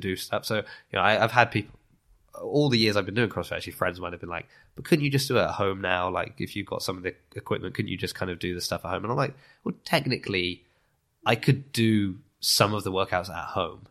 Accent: Lymington, South East England, United Kingdom; moved away as an adult; also born or lived in Southampton / Italy; now in Bath, United Kingdom; I was born in Southampton, but I grew up in, in Lymington

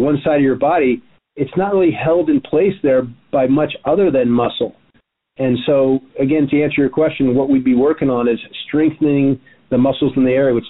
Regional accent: Miami, Florida, United States; now in Santa Monica, United States; I'm from Miami

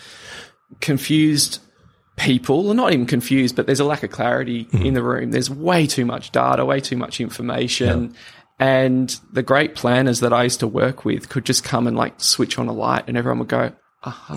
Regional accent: Sydney, New South Wales, Australia; also born or lived in Papua New Guinea; I was born in Papua New Guinea and grew up in Sydney

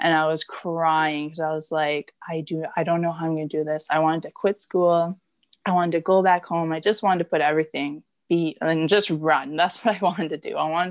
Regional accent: Blind River, Ontario, Canada; moved away as an adult; now in Barrie, Canada; I come from Blind River

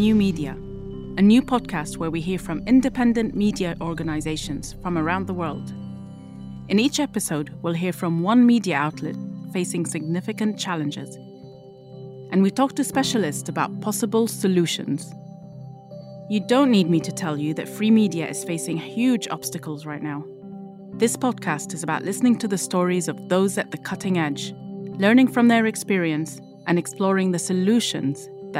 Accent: Beirut, Beirut Governorate, Lebanon; my hometown of Beirut.

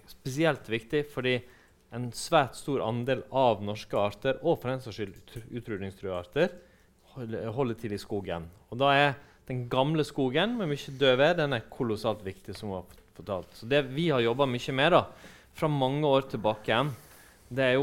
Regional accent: Western Norway, Norway; Og når jeg er fra Vestlandet, da, og ikke fra Østfold.

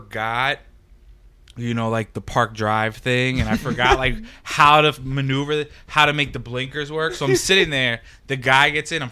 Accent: New York City, New York, United States; As I was growing up, I lived between 5th and 6th Avenue. And then, like, above 6th Avenue, 7th, 8th, closer to the park.

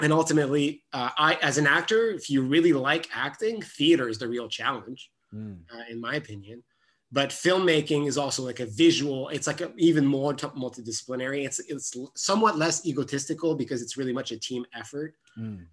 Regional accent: Gatineau, Quebec, Canada; first language French; English is a second language; I'm born and raised in Gatineau on the other Quebec side of the Ottawa Gatineau region.

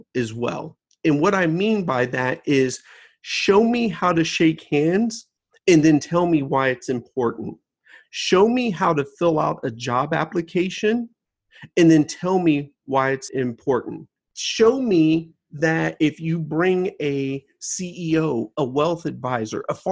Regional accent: United States; I was born in the United States

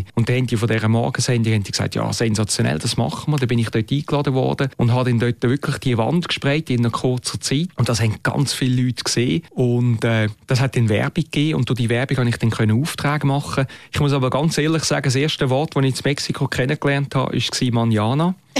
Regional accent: Muri, Switzerland; also born or lived in Mexico City; in Muri, wo ich aufgewachsen bin

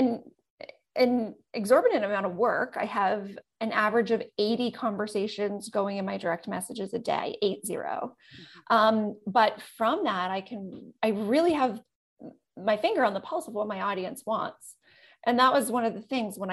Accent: Manitoba, Canada; I grew up in central Canada, Manitoba, super small town

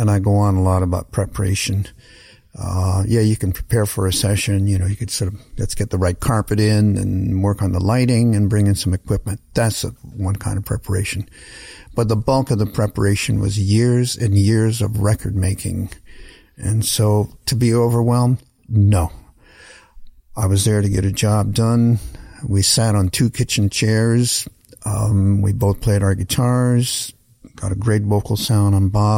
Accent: Canada; moved away as an adult; also born or lived in New Orleans; as a Canadian kid, especially at that time before the internet

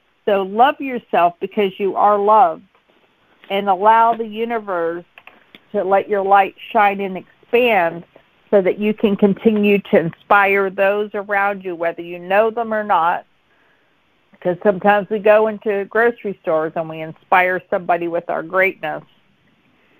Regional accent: McKeesport, Pennsylvania, United States; I'm from McKeesport in Pittsburgh

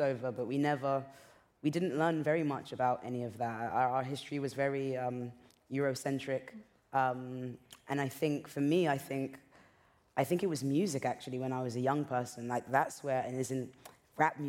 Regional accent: England, United Kingdom; also born or lived in Nigeria; most people of color growing up in England, that's not something we learn in school

